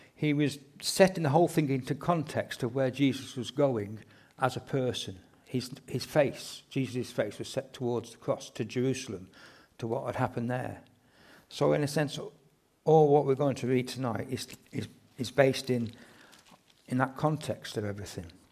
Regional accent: England, United Kingdom; we're quite reserved being English people

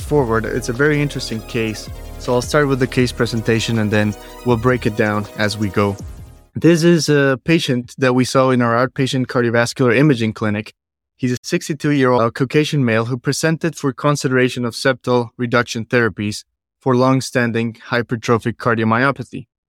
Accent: Bogota, Colombia; now in Cleveland, United States; I'm originally from Bogota, Colombia

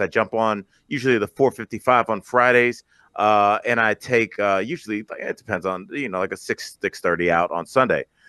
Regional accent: Cleveland, Ohio, United States; moved away; my hometown of Cleveland

